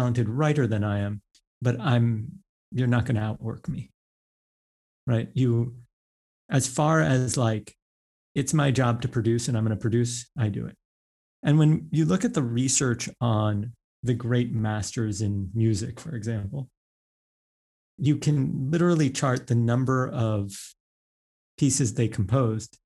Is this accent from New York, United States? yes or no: yes; New York, United States; I grew up, I went to grade school, high school, everything, even college in New York. So like, I'm like a New Yorker